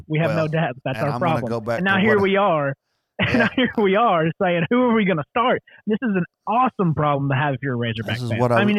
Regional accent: Tennessee, United States; this is an Arkansas exclusive podcast, but we're from Tennessee.

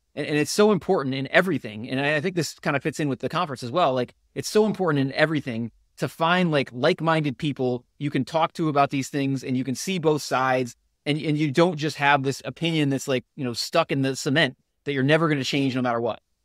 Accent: Connecticut, United States; moved away as an adult; also born or lived in Georgia; I, I grew up in Connecticut

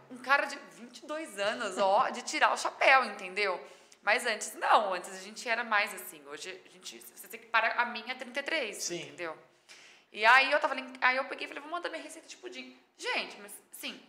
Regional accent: Mirassol, São Paulo, Brazil; also born or lived in São José do Rio Preto; Eu sou de Mirassol

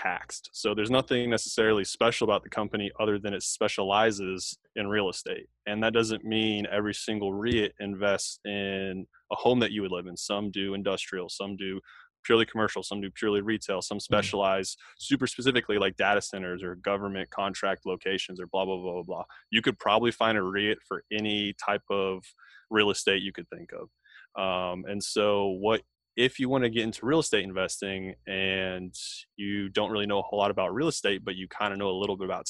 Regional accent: Tampa, Florida, United States; moved away as an adult; now in Fort Bragg, United States; I'm actually from Tampa, Florida. That's where I grew up and raised by a single mom

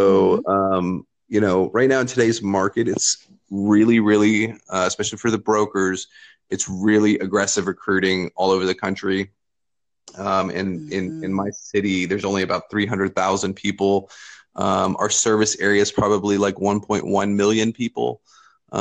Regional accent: Lexington, Kentucky, United States; I am from Lexington, Kentucky. I own a large real estate brokerage here

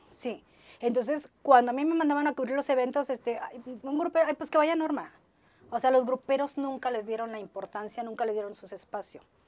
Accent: Ciudad Madero, Tamaulipas, Mexico; moved away as an adult; now in Monterrey, Mexico; soy orgullosamente maderense. Vengo de allá

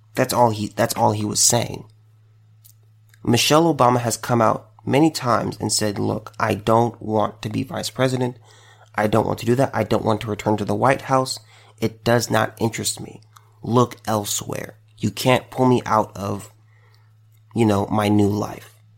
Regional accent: United States; as an American

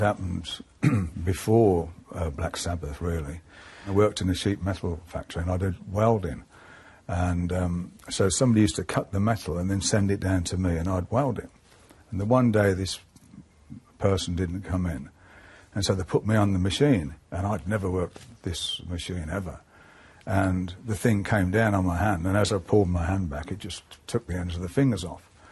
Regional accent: Birmingham, West Midlands, United Kingdom; accent: Brummie; where we came from is, is, is the background of, of, of our music, um, with the industrial side of it and being brought up around

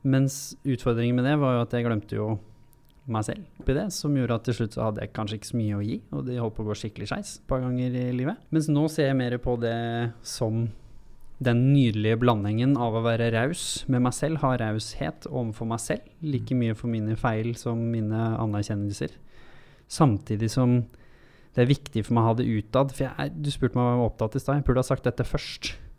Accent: Hurum, Buskerud, Norway; for jeg kommer jo fra Hurum, fra bygda

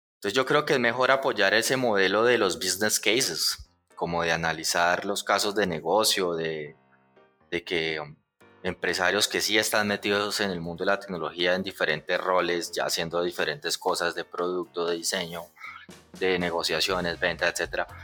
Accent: Puerto Salgar, Cundinamarca, Colombia; moved away; also born or lived in Bogotá / Medellín; yo que vengo de un pueblo, Puerto Salgar, que muchos ni conocen

